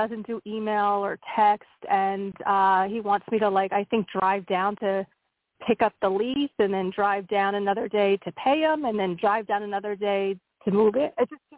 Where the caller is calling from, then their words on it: Pennsylvania, United States; Hey, it's … from Pennsylvania.